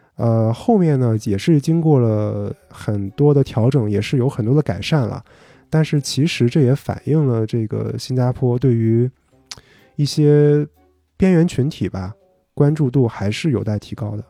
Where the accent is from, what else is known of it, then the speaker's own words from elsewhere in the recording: northern China, China; also born or lived in Singapore; 我们国内北方嘛，我们老家